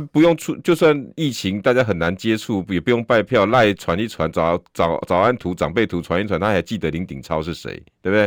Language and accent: Chinese; Taiwan; 我们台湾人